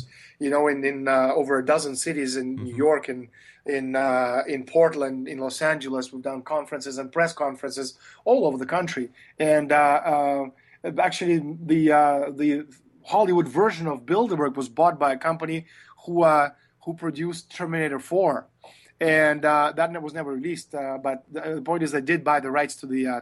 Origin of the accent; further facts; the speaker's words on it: Toronto, Ontario, Canada; I'm from Toronto. My family lives in Canada.